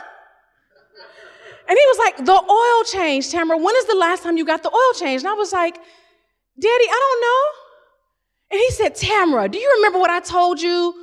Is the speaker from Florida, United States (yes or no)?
no; Ohio, United States; I'm from Ohio